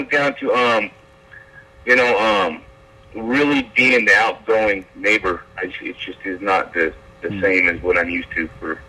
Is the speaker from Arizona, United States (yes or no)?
no; Utah, United States; growing up in Utah, I'm starting to realize that people are very mean and crude.